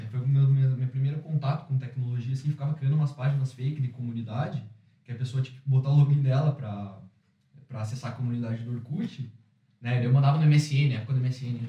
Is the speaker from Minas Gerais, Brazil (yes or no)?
no; Curitiba, Paraná, Brazil; now in Ireland; sou brasileiro de Curitiba, eu sou empreendedor aqui na Irlanda